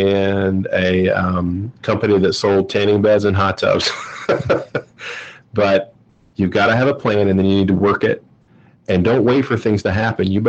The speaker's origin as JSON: {"language": "English", "region": "Georgia", "country": "United States", "moved": "yes", "lives_now": "Cincinnati, United States", "said": "I'm from Georgia"}